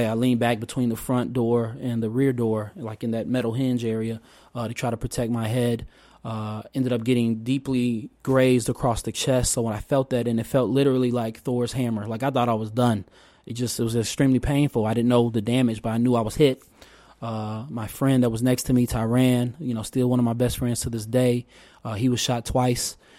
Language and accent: English; Oak Park, Illinois, United States; also born or lived in Chicago, Illinois; I was born in Morgan Park, south side of Chicago, uh, and at the age of five, you know, my parents, uh, scraped together enough money, uh, you know, in their, in their efforts, so, like so many families, to, uh, you know, find better and greater opportunity and safety for their child. Uh, and we moved to Oak Park, Illinois